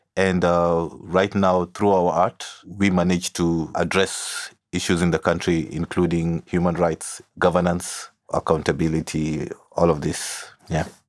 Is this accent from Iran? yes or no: no; Kenya; also born or lived in South Sudan / Nairobi; growing up in Kenya